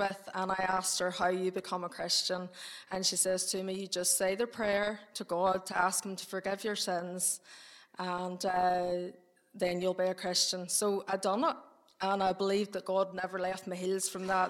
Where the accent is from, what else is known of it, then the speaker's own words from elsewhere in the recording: Ballymena, Northern Ireland, United Kingdom; I was born and bred in Ballymena, and I still live in Ballymena on the Ballymoney Road